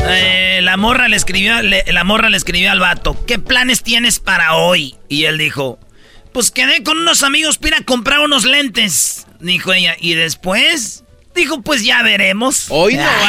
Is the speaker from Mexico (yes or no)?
yes; Michoacán, Mexico; yo soy de Michoacán